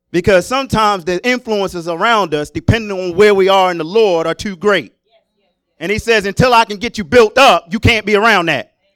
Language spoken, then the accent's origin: English; Maryland, United States; moved away as an adult; I was born and raised in Maryland